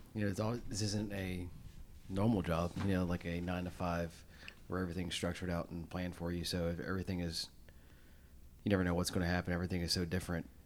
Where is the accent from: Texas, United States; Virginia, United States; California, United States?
Virginia, United States; Chesterfield; I grew up in Chesterfield